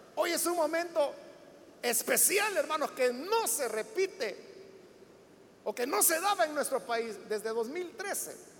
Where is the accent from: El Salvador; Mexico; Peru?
El Salvador; todos somos salvadoreños y ciudadanos